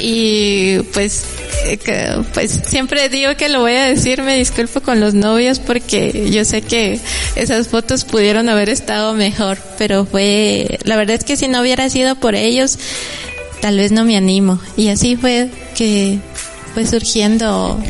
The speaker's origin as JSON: {"language": "Spanish", "town": "San Juan Comalapa", "region": "Chimaltenango", "country": "Guatemala", "said": "mi pueblo"}